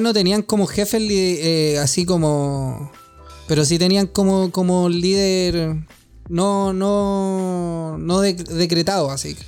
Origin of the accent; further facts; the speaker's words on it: Santiago, Santiago Metropolitan, Chile; como santiaguino